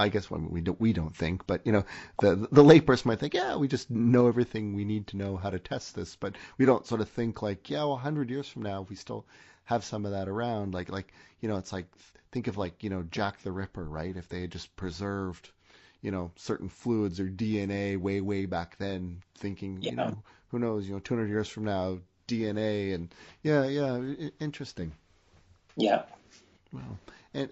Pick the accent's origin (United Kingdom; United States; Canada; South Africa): Canada; also born or lived in South Korea; actually I'm Canadian